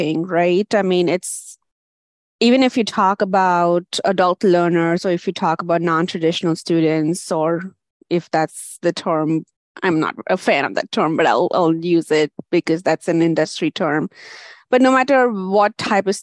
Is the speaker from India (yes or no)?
yes; India; moved away as an adult; now in United States; I had a bachelor's degree in India